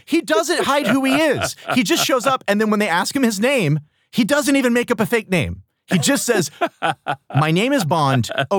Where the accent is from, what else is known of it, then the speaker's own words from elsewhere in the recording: United States; I have felt targeted as an American